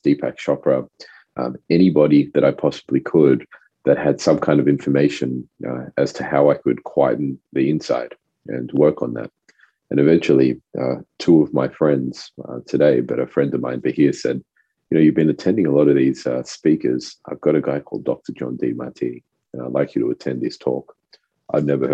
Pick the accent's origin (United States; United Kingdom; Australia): Australia; first language French; English is a second language; also born or lived in Rodrigues Island; coming to Australia when I was about 4 years old, I spoke fluent French. My family's from Rodriguez Island, which is a little French island